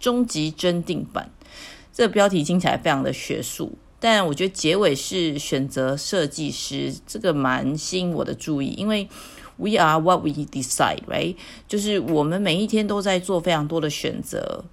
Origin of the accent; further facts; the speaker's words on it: Taiwan; 我们台湾人可能知道